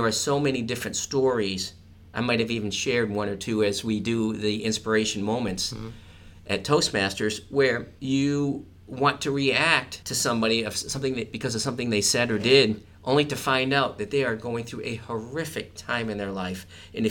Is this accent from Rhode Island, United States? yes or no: yes; Providence, Rhode Island, United States; moved away; I'm from Providence, Rhode Island